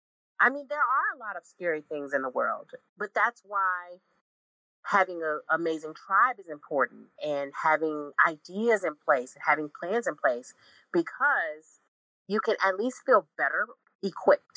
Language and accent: English; Illinois, United States; moved away as an adult; also born or lived in Jacksonville, Florida; now in Atlanta, United States; I'm from Illinois